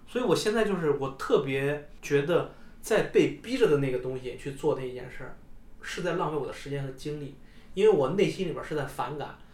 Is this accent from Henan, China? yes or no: yes; Henan, China; moved away as an adult; also born or lived in Chengdu; 我觉得我们能从河南，能从我们老家那种状态能出来